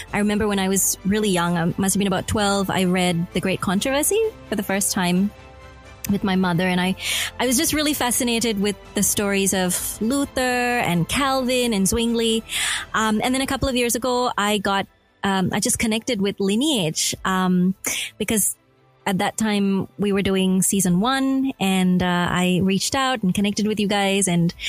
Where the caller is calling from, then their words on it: Melbourne, Victoria, Australia; I am in Melbourne. I'm at the Faith FM studios in Melbourne, Australia.